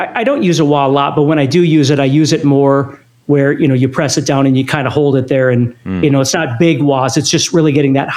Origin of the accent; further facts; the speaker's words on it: Fargo, North Dakota, United States; I grew up in Fargo, North Dakota